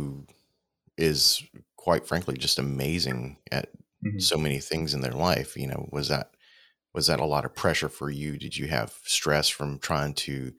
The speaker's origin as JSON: {"language": "English", "region": "the South", "country": "United States", "tie": "born or raised there", "said": "I grew up in the South"}